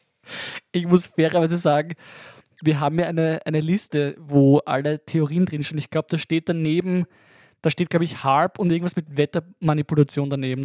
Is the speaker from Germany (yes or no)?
no; Lower Austria, Austria; wie das ist bei uns in Niederösterreich